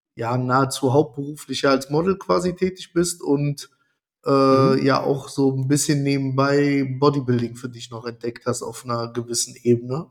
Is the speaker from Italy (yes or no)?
yes; Italy; ich bin Italiener